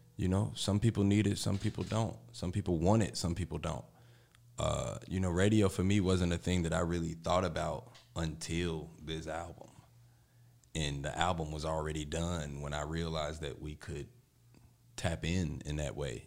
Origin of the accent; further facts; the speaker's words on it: Chicago, Illinois, United States; I'm from the Austin area